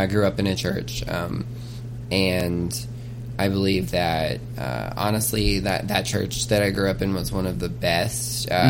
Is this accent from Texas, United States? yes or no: no; Muskogee, Oklahoma, United States; I was born in Muskogee, Oklahoma.